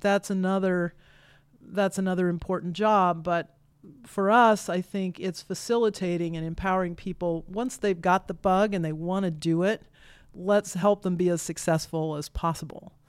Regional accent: Kansas, United States; now in Iowa, United States; I grew up in Kansas

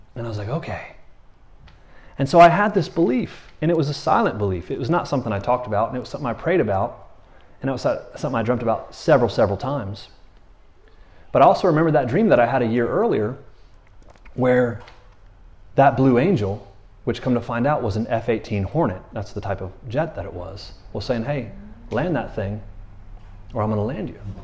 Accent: Florida, United States; now in Tyler, United States; I'm from Florida

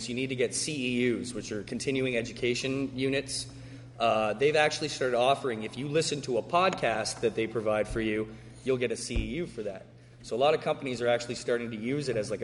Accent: Canada; I'm Canadian.

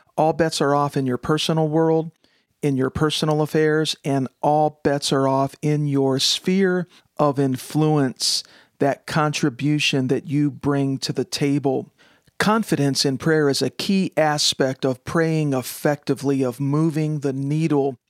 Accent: United States; as an American

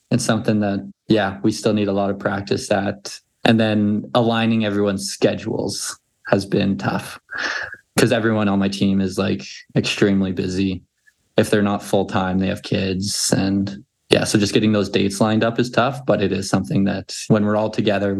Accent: Canada; And then as far as my home state as well, flyered by, because they have there's like government-owned casinos in Canada.

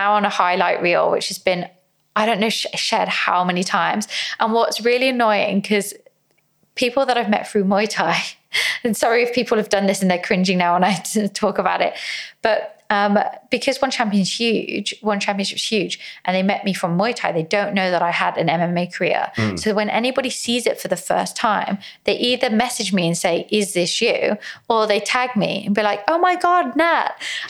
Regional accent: England, United Kingdom; also born or lived in Philippines; And then as a Filipino, I'm half Filipino, I'm Filipino. I was born in the Philippines, raised in England.

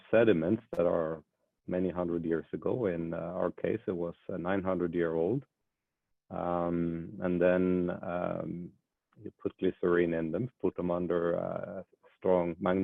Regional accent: Bergen, Vestland, Norway; moved away; I come from Bergen, Norway.

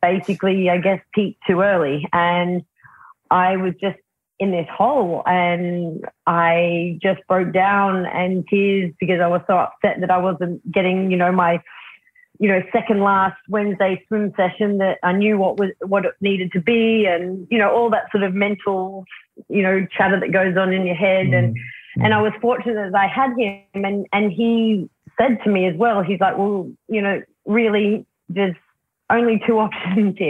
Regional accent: Australia; I am an Australian.

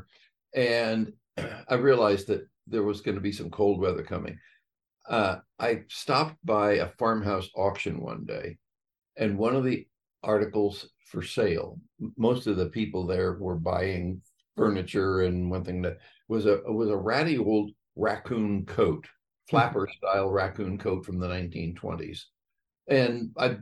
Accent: California, United States; moved away as an adult; also born or lived in Middlebury, Vermont; My wife Patty and I grew up in California

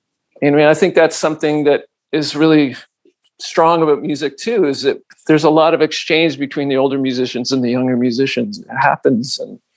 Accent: Toronto, Ontario, Canada; But because we're coming from Toronto, it somehow gets in there.

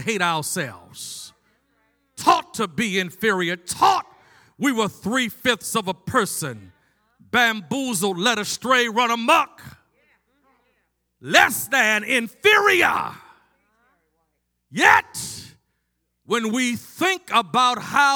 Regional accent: Baltimore, Maryland, United States; growing up in Baltimore

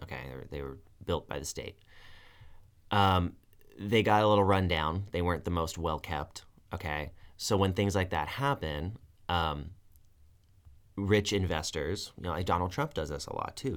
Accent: United States; as an American citizen who's never been in the military

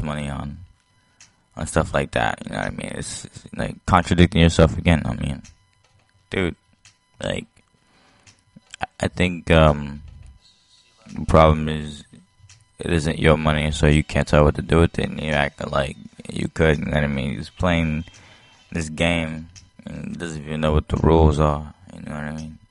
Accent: Haiti; moved away; I was born in Haiti

